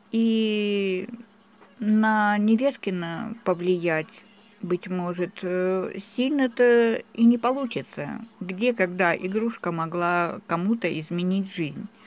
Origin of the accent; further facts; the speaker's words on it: Donbas, Ukraine; now in Nevezhkino, Russia; Проживаю в селе Невешкино уже шестой год. Приехали сюда. Мы из Донбасса с семьей моей дочери.